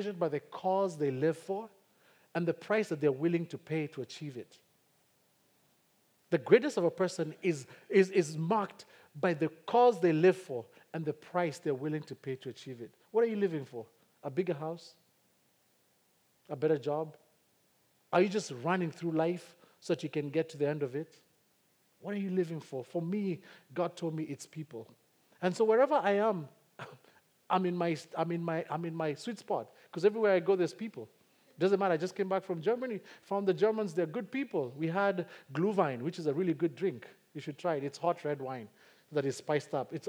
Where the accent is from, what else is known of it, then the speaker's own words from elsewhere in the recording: Kikuyu, Central Kenya, Kenya; first language Kikuyu; English is a second language; Kikuyu is my native tongue